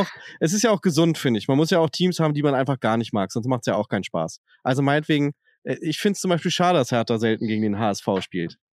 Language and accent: German; Berlin, Germany; Ich komme aus Westberlin